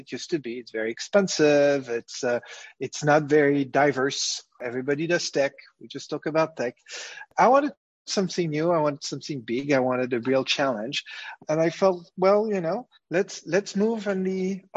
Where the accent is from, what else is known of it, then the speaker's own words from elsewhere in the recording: Paris, Île-de-France, France; moved away as an adult; now in Ukraine; Well, I'm French. I grew up in Paris